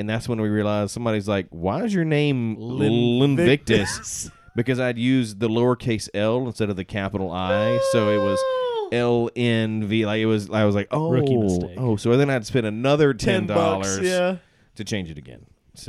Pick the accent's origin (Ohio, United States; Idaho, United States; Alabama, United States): Alabama, United States; I'm from Alabama